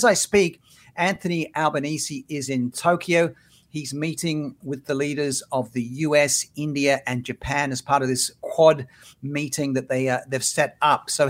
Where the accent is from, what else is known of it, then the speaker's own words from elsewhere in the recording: Australia; moved away; So it shows how Australia's evolved uh, since well, I was a kid growing up there